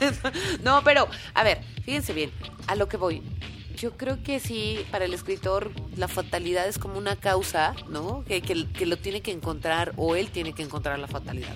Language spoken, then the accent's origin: Spanish; Mexico; somos tantos mexicanos